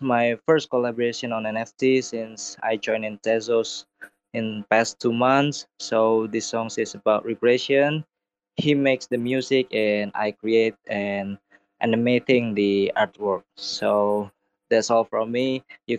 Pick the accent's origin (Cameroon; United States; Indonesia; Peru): Indonesia; I am from Indonesia